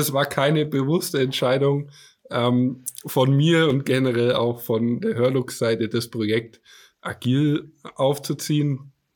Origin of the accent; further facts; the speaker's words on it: Franconia, near Nuremberg, Bavaria, Germany; ich lebe in der Nähe von Nürnberg im schönen Franken. Bayern darf man ja nicht sagen, wir sind ja Franken